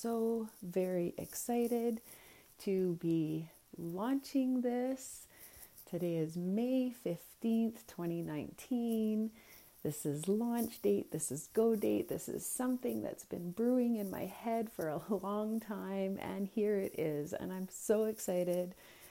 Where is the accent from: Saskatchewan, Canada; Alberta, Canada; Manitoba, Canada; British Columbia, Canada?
Alberta, Canada; now in Edson, Canada; I'm born and raised in Alberta, Canada